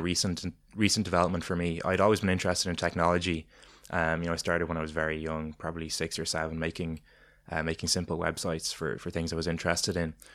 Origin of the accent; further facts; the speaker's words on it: Ireland; as Irish people